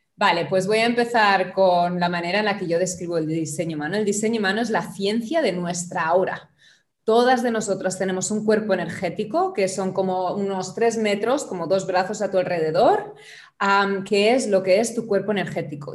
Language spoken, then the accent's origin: Spanish; Germany; now in Barcelona, Spain; originalmente soy alemana